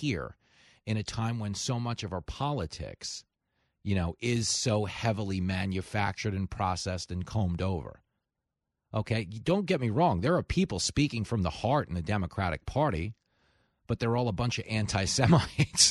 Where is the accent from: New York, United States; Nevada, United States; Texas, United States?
New York, United States; Levittown; my hometown of Levittown, which is, you know, a few miles away from where we live now.